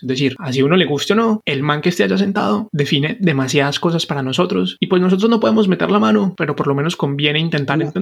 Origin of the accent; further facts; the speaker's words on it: Cartago, Valle del Cauca, Colombia; moved away; also born or lived in Bogotá; pero yo no soy de Bogotá, yo soy de Cartago Valle